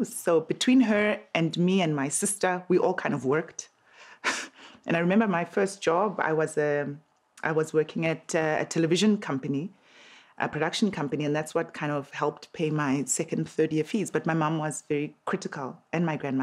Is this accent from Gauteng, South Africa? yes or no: yes; Soweto, Gauteng, South Africa; I grew up in Midolands, in Soweto